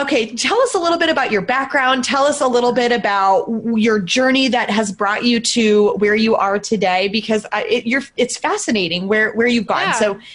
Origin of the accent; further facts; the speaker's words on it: Greendale, Wisconsin, United States; moved away; So I grew up in Greendale.